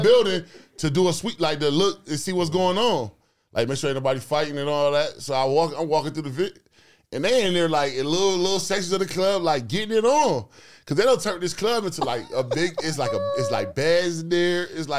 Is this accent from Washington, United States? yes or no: no; New York, United States; I grew up with you on Chatty Patty, where I'm from. We from New York.